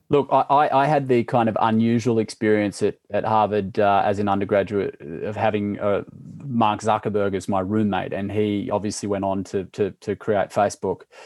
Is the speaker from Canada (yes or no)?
no; Sydney, New South Wales, Australia; also born or lived in Jakarta, Indonesia; I grew up in Sydney